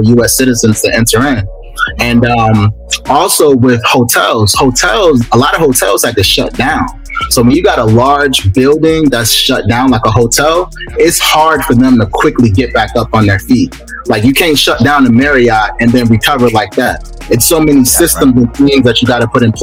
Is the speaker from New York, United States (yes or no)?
no; Baltimore, Maryland, United States; now in Atlanta, United States; I'm actually from Baltimore. Grew up in Baltimore. West side of Baltimore. Came down to Atlanta